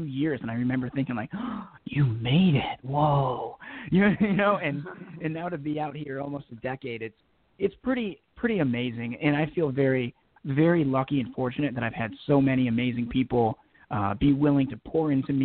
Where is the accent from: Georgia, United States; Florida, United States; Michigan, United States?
Michigan, United States; Detroit; now in Los Angeles, United States; I'm born and raised in, you know, just outside of Southwest Detroit, about 10 minutes from downtown Detroit in Michigan.